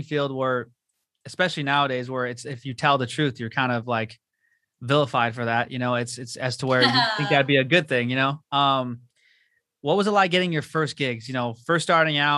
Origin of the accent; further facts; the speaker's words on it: La Habra, California, United States; I grew up in La Habra, so that's a whole hometown of me